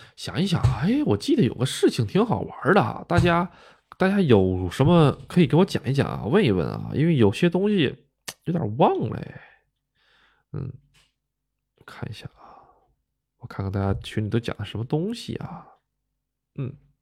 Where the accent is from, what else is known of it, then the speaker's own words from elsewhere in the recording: Northeast China, China; moved away as an adult; also born or lived in Gotemba, Japan; now in Japan; 我呢是这个东北出生的